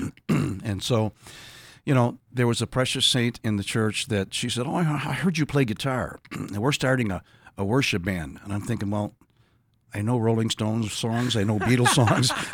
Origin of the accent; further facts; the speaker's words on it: Buffalo, New York, United States; born and raised in Buffalo, New York